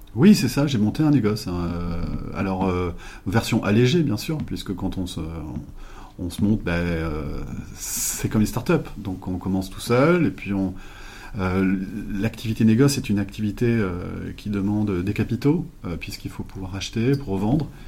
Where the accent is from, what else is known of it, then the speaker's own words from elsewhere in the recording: Limoges, Nouvelle-Aquitaine, France; j'ai grandi à Limoges